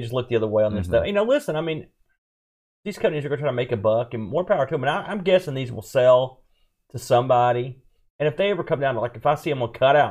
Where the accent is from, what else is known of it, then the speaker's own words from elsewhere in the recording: West Virginia, United States; I mean, I've never been this far in the middle of nowhere, and I'm from West Virginia.